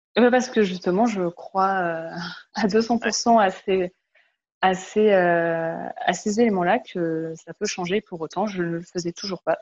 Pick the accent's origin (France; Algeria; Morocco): France; moved away as an adult; now in Montreal, Canada; je suis une Française de 32 ans, ici à Montréal depuis 9 mois